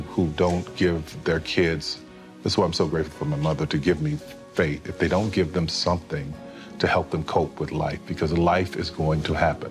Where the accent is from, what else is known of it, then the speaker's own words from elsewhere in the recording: the Bible Belt, the South, United States; me growing up in the Bible Belt, faith and God were so very, very important.